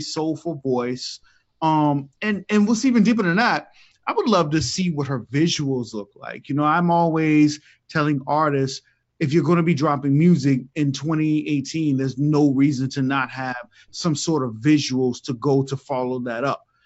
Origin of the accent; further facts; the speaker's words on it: the South, United States; I'm from the South